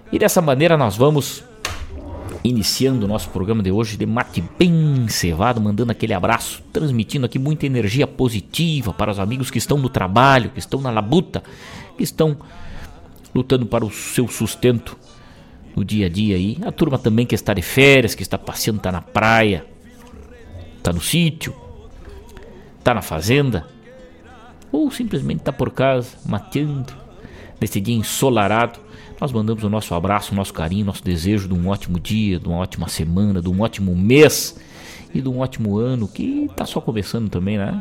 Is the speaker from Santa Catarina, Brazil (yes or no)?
no; Rosário do Sul, Rio Grande do Sul, Brazil; moved away; lá na minha terra natal